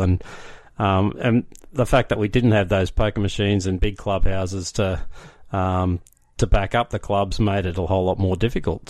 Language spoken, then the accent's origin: English; Brisbane, Queensland, Australia; now in Ipswich, Australia; I grew up in Brisbane